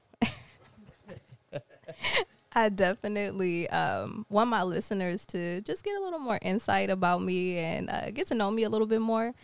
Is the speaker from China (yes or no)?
no; Jamaica; I'm Jamaican